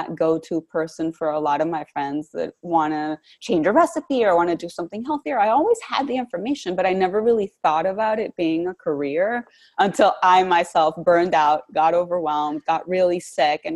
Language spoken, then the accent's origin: English; Bogota, Bogotá Capital District, Colombia; moved away as an adult; now in Washington, D.C., United States; I'm originally from Bogota, Colombia, so I came to Washington, D.C. many, many years ago to study international relations